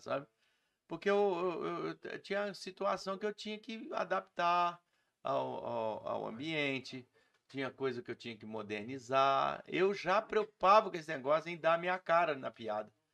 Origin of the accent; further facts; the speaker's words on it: Muriaé, Minas Gerais, Brazil; now in Juiz de Fora, Brazil; eu não sou Juiz de Fora, nasci em Muriaé e vim para Juiz de Fora para ver exército e comecei a fazer os shows aqui.